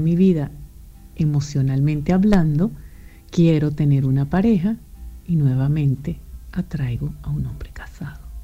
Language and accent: Spanish; Venezuela; moved away; also born or lived in Europe; venezolana, emigrante, vivo en Europa.